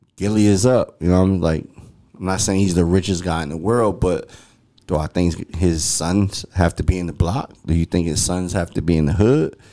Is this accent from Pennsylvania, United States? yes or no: yes; Philadelphia, Pennsylvania, United States; growing up in Philly